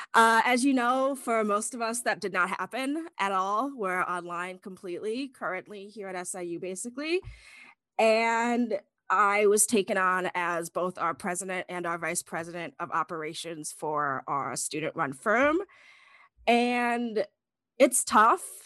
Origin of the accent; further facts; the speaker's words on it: Chicago, Illinois, United States; moved away as an adult; I'm from Northern Illinois, the Chicago area